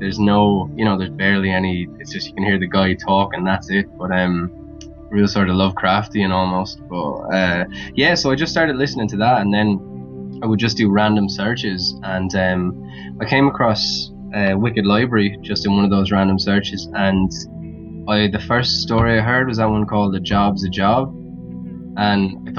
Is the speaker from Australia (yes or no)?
no; Wexford, Leinster, Ireland; accent: neutral; now in Dublin, Ireland; I grew up in Wexford, which is like the southern part of Ireland, and I've been living in Dublin for the last couple of years, so I've got a neutral enough accent, so it's not crazy.